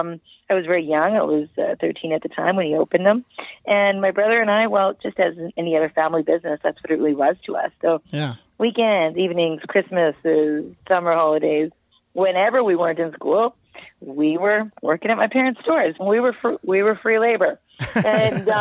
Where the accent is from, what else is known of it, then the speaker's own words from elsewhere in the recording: Calgary, Alberta, Canada; I'm born and raised in Calgary, Alberta